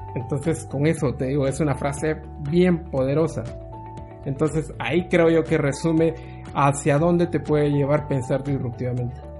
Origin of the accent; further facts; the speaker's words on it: Guatemala; soy, soy guatemalteco